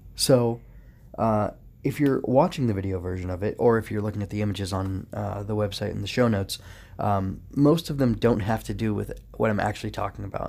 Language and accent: English; United States; as an American